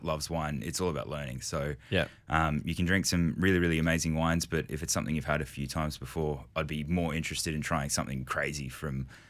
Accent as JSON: {"language": "English", "town": "Brisbane", "region": "Queensland", "country": "Australia", "tie": "born or raised there", "moved": "as an adult", "lives_now": "Melbourne, Australia", "said": "I was born and raised in Brisbane, so Queenslander through and through"}